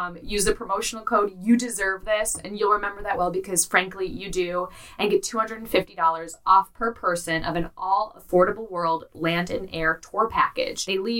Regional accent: Chicago, Illinois, United States; now in New York, United States; I live in New York. I'm from Chicago.

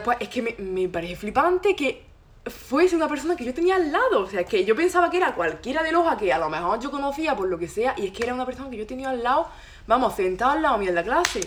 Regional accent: Loja, Andalusia, Spain; moved away as an adult; now in Granada, Spain; soy de Loja. Ahora he venido aquí a Granada a estudiar

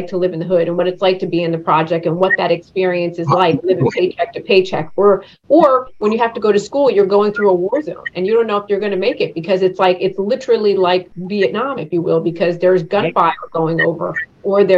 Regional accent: East Coast, United States; a young girl growing up on the East Coast

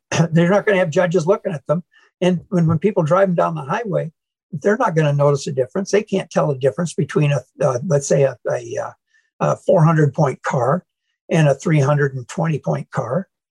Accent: Manchester, Iowa, United States; now in St. Louis, United States; I grew up in Iowa

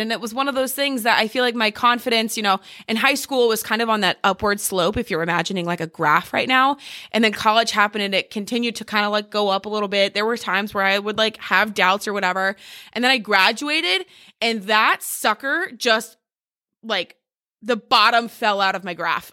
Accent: Ohio, United States; moved away as an adult; also born or lived in New Jersey / Texas; now in Charleston, United States; we grew up in Ohio

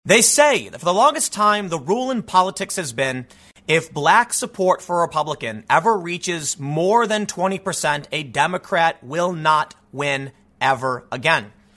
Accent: Chicago, Illinois, United States; growing up on the South Side of Chicago

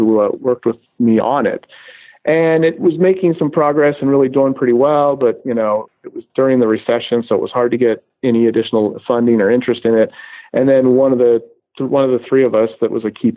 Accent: Golden, Colorado, United States; moved away as an adult; now in Orange County, United States; growing up in Golden, Colorado, outside Denver

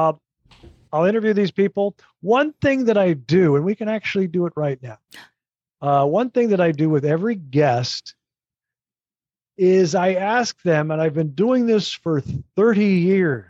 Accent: Minneapolis, Minnesota, United States; moved away as an adult; also born or lived in San Francisco / Hartford; I grew up in Minnesota in the Twin Cities

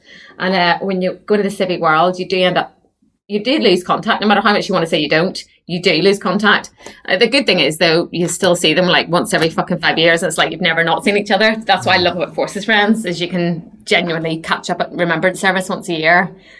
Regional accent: Basingstoke, South East England, United Kingdom; from Basingstoke.

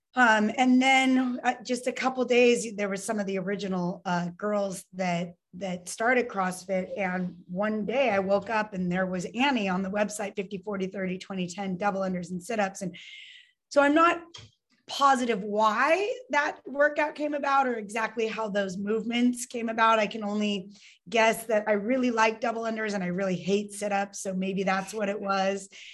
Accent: Lake Tahoe, California, United States; also born or lived in Santa Cruz, California; I was born in Lake Tahoe, California, so mountain town here in California, um, and I was there until I was 15

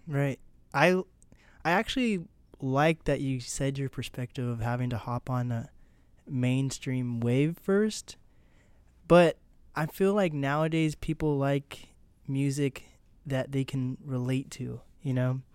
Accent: Seattle, Washington, United States; I am from Seattle.

